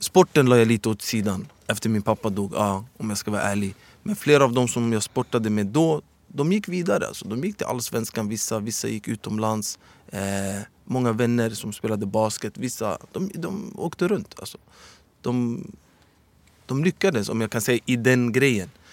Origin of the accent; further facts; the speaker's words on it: Stockholm, Stockholm County, Sweden; also born or lived in Medina; jag föddes 1984 här i Sverige. Och är uppvuxen i Husby.